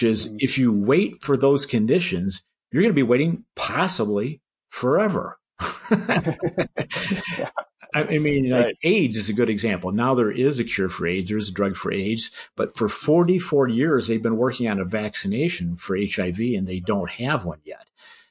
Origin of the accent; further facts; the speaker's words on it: Michigan, United States; My home state is Michigan.